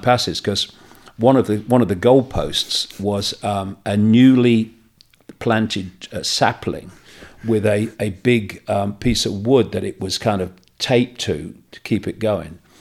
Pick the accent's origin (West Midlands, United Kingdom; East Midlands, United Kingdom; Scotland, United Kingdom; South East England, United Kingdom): East Midlands, United Kingdom; Leicester; moved away; my uh, house where I was brought up in Leicester